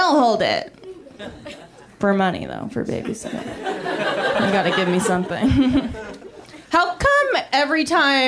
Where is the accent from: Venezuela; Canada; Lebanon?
Canada; now in United States; I'm Canadian